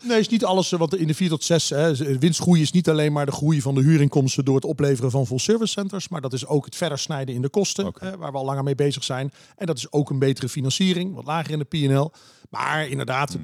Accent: Heerlen, Limburg, Netherlands; moved away; also born or lived in Vries, Drenthe; Heerlen, waar ik vandaan kom

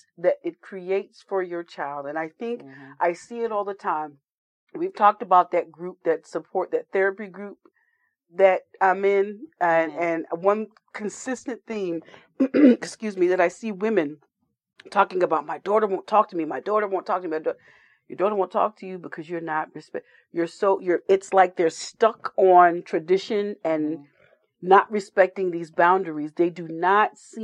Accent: Elizabeth, New Jersey, United States; I was a military kid, but I grew up in Elizabeth, New Jersey.

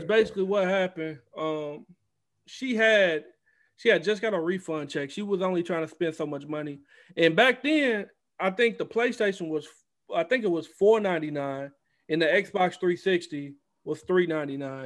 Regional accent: Goshen, Mississippi, United States; moved away; I'm from Goshen, Mississippi. Small town, uh, on the coast of Mississippi

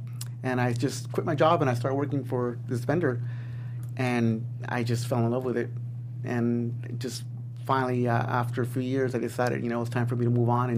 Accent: Los Angeles, California, United States; also born or lived in Eagle Rock; I was born and raised in Highland Park.

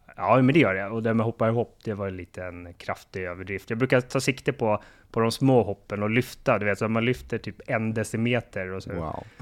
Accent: Sweden; som varken du eller jag som svenskar har

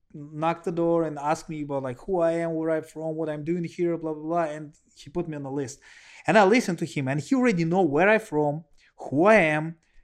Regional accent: Russia; let you know I'm from Russia, and you know Russia may be one of the most homophobic country.

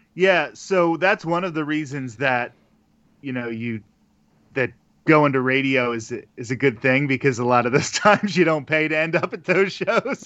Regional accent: Pennsylvania, United States; moved away as an adult; also born or lived in Arizona; now in Florida, United States; I'm originally from the Pennsylvania area, and I moved to Arizona and then to Florida

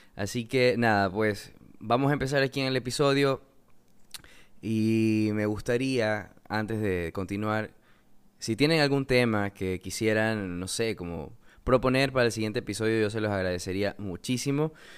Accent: Coast, Ecuador; soy de Ecuador, eh, vivo en la costa

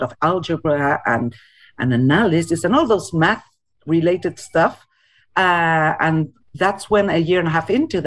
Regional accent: Argentina; moved away as an adult; now in Winnipeg, Canada; I was born in Argentina and came to Winnipeg not quite 20 years ago, in 2003

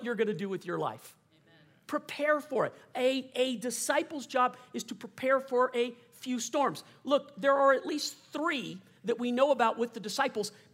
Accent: South Louisiana, United States; I grew up in South Louisiana

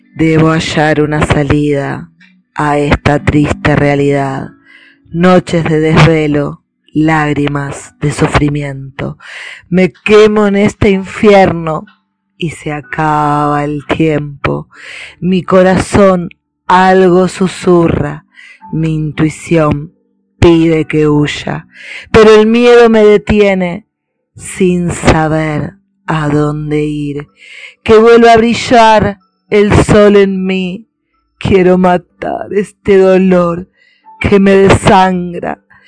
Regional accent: Buenos Aires, Argentina; de Argentina, Buenos Aires

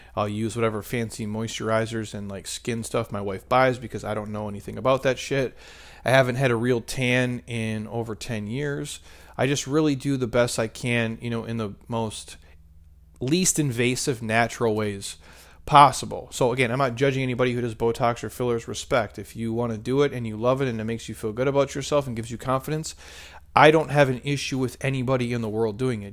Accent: Midwest, United States; I'm a middle-aged, uh, married dude, and I'm from the Midwest

